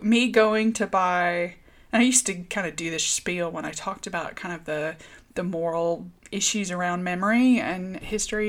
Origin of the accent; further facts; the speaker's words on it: the South, United States; moved away; also born or lived in Northern Ireland; me growing up in the South